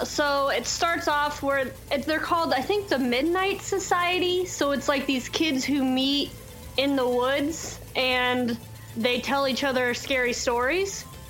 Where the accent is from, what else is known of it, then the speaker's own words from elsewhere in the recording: Kansas City, United States; I live in Kansas City and I grew up in Kansas City